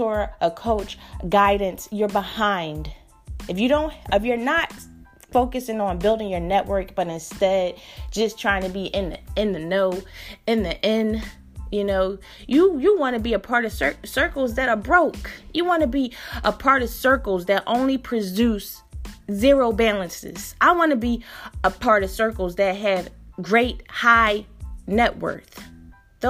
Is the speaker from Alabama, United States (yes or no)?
no; Philadelphia, Pennsylvania, United States; when I grew up in North Philly, in my neighborhood, the pools were crowded.